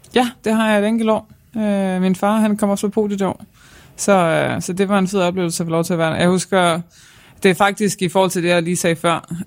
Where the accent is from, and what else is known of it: Denmark